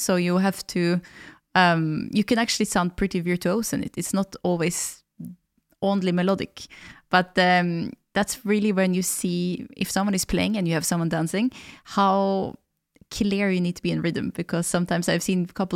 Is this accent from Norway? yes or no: yes; Valdres, Innlandet, Norway; English is a second language; I'm from Valdres, our springers actually sound quite different because of the rhythm and the geographical difference